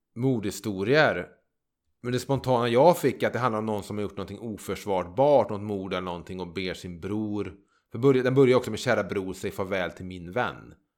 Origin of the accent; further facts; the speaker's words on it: Trollhättan, Västra Götaland, Sweden; moved away; also born or lived in Gärdhem; jag växte upp ute i Överby i Trollhättan.